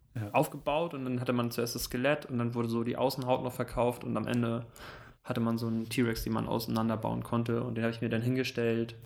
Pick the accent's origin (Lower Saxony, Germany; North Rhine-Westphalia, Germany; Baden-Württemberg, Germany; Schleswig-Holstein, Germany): Schleswig-Holstein, Germany; Süderbrarup; da komme ich her, da bin ich geboren, bin aufgewachsen in Süderbrarup, das liegt zwischen Flensburg und Kiel.